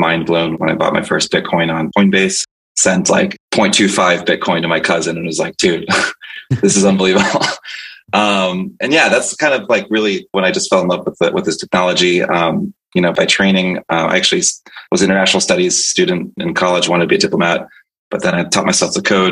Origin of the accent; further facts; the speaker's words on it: Tampa, Florida, United States; also born or lived in Santo Domingo, Dominican Republic; I was born in the Dominican Republic in Santo Domingo, and I'm fluent in Spanish, but moved to Tampa Bay, Florida, which is still my home, when I was about 2 years old